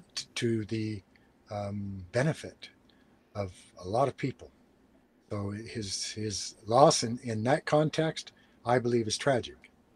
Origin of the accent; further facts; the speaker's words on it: United States; I'm an American and proud of it